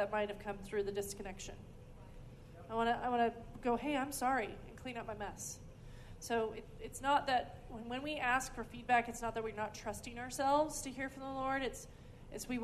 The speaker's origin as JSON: {"language": "English", "region": "California", "country": "United States", "tie": "born or raised there", "also_born_or_lived": "Oklahoma", "moved": "yes", "lives_now": "Redding, United States", "said": "I grew up in California, and I moved to Oklahoma, but Oklahoma's home. My family's from here."}